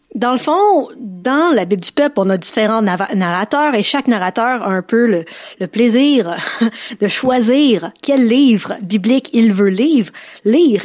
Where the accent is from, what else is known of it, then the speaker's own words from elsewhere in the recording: Quebec, Canada; je suis en tant que québécoise, je fais partie du Québec